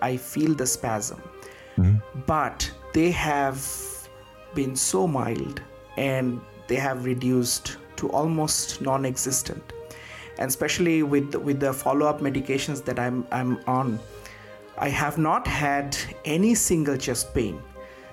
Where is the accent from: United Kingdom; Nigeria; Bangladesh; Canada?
Bangladesh; moved away as an adult; now in United States; I came all the way from Bangladesh.